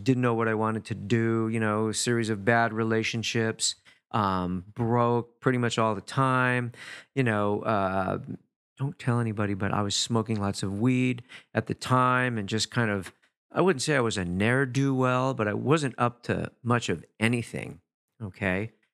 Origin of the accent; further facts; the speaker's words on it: Los Angeles, California, United States; I grew up in East Los Angeles